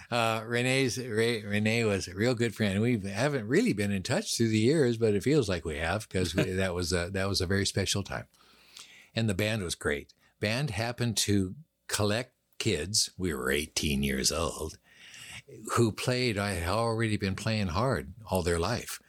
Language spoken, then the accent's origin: English; Seattle, Washington, United States; also born or lived in Los Angeles; I grew up on Queen Anne Hill